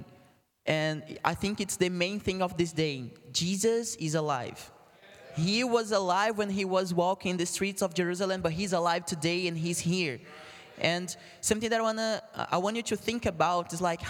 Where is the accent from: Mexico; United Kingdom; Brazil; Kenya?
Brazil; English is a second language; moved away; I'm from Brazil